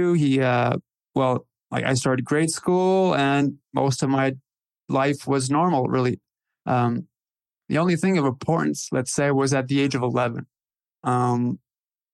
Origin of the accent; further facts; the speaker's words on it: Northern Ontario, Canada; I was born in 75 and in Northern Ontario, Canada